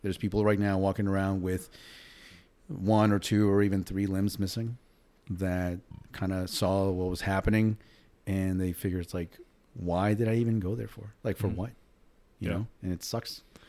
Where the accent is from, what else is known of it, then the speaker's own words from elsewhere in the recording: New York City, New York, United States; Me included, and I grew up in New York City.